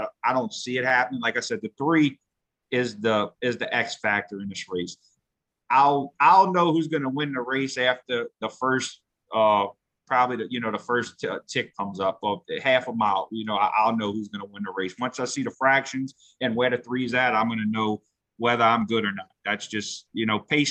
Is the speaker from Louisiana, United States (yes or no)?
yes; New Orleans, Louisiana, United States; I sure am, New Orleans